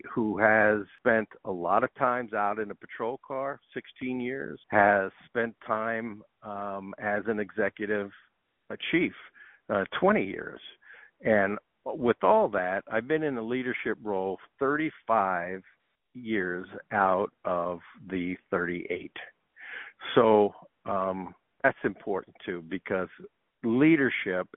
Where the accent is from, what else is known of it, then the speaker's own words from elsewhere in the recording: New York City, New York, United States; now in Arizona, United States; I was born and raised in New York City.